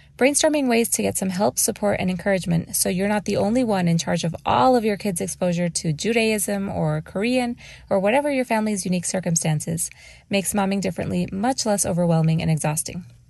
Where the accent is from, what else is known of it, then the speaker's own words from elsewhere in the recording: Mexico; now in Phoenix, United States; I was born and raised in Mexico